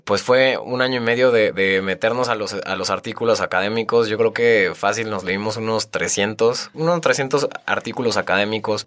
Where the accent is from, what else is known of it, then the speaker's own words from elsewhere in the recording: Tequisquiapan, Querétaro, Mexico; also born or lived in Guadalajara / Riviera Maya; Yo crecí en Tequis, en Tequisquiapan, Querétaro